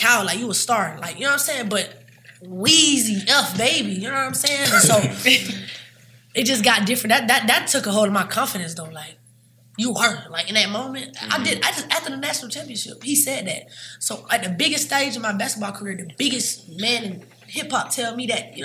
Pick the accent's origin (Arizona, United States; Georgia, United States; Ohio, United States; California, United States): Georgia, United States; Savannah; I'm from Savannah